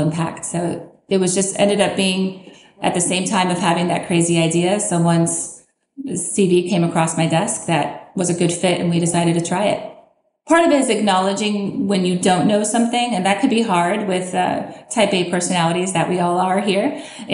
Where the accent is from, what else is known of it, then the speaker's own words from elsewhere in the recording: Southern California, United States; moved away as an adult; also born or lived in Lawrence, Kansas / Philadelphia; now in Kansas, United States; I'm actually originally from Southern California.